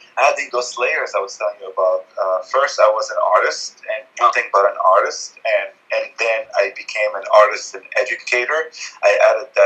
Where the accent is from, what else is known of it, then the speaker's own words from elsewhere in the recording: Lebanon; I grew up in Lebanon in the 70s during the Civil War